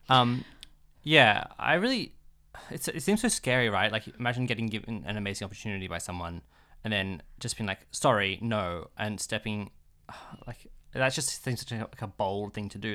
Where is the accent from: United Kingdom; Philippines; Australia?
Australia; being an Australian